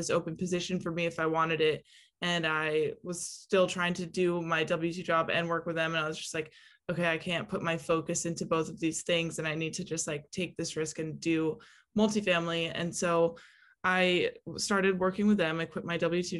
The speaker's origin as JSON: {"language": "English", "region": "California", "country": "United States", "said": "I am originally from California"}